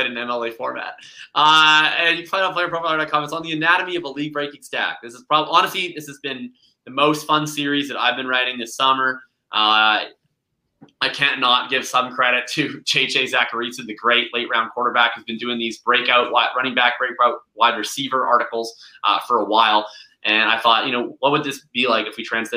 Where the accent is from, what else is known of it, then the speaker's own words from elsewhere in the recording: Canada; I'm Canadian